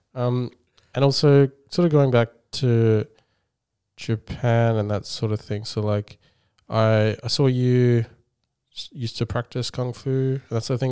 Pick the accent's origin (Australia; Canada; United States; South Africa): Australia; Perth, Western Australia; growing up in Perth